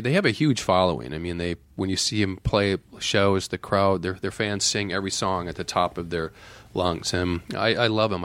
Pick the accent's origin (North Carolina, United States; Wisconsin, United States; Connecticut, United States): Wisconsin, United States; Viroqua; moved away; also born or lived in Madison, Wisconsin; growing up in Viroqua